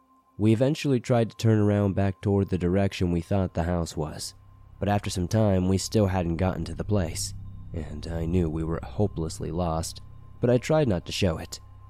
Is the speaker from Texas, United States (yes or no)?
no; Maine, United States; For setup, I'm from Maine, and this takes place in the year of 2008, sometime during December, in Jay, Maine.